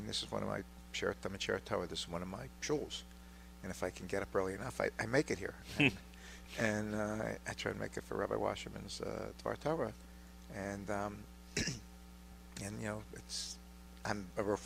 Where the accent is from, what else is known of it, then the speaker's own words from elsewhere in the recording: Pittsburgh, Pennsylvania, United States; Born and bred. I've lived my entire life within about a mile of where we're sitting right now